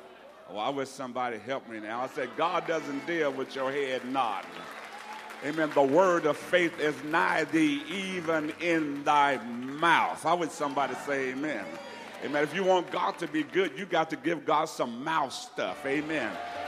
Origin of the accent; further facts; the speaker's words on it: Alabama, United States; And where I'm from is hot, but it ain't muggy. So, but don't worry, I'm from Alabama, so it's not a big deal.